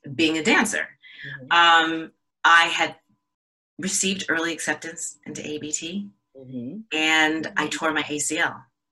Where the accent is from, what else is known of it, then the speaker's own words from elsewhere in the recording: the Bay Area, California, United States; in California, where I grew up in the Bay Area